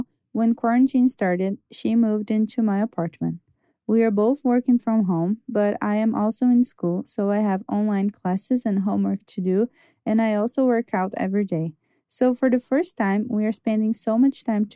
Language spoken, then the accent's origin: English; Brazil; I'm from Brazil